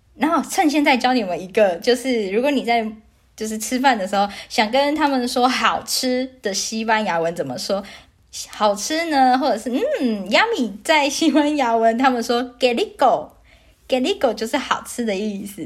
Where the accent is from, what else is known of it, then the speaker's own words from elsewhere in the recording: Taiwan; moved away as an adult; now in Vancouver, Canada; 毕竟我也是台湾人，从小到大也都吃台湾口肉酱长大